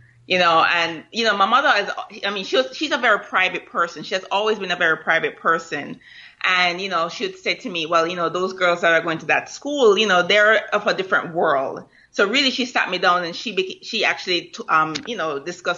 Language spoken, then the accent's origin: English; Kingston, Jamaica; now in United States; I was growing up in Vineyard Town